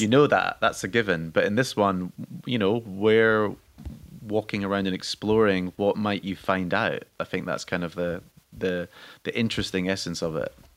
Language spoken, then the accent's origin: English; Scotland, United Kingdom; I'm Scottish